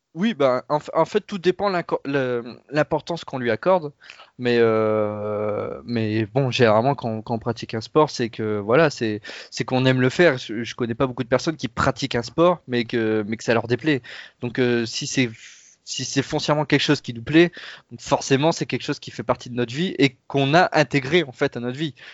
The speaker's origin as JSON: {"language": "French", "area": "Pas-de-Calais, near Lens", "region": "Hauts-de-France", "country": "France", "said": "je viens des Hauts-de-France et du Pas-de-Calais plus précisément, juste à côté de Lens"}